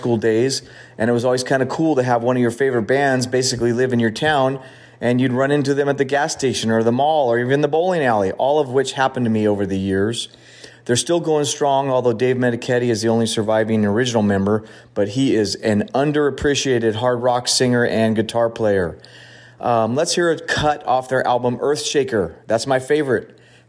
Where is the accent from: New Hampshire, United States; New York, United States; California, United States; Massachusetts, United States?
California, United States; Hayward; they're basically from my hometown, Hayward, California